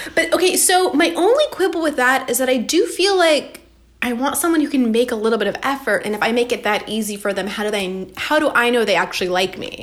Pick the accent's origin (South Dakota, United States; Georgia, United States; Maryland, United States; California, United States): Georgia, United States; Atlanta; moved away; i was born in atlanta